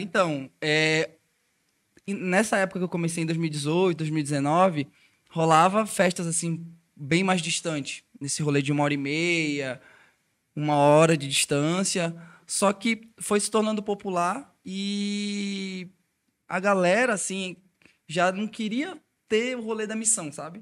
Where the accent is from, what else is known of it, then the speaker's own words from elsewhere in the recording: Belém, Pará, Brazil; eu sou de Belém do Pará